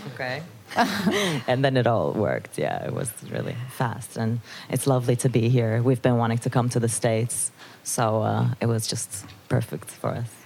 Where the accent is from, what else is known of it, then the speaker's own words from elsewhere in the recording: Istanbul, Turkey; also born or lived in Netherlands; now in Amsterdam, Netherlands; I was born and raised in Istanbul, and uh, and then I moved to the Netherlands